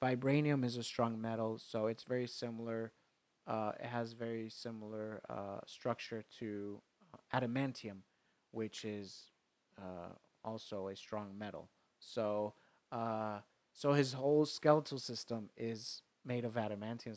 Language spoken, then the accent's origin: English; New York, United States; growing up in New York at 15